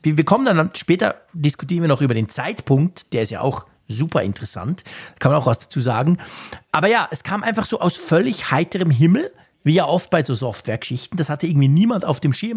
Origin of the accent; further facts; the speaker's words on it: Switzerland; bei mir als Schweizer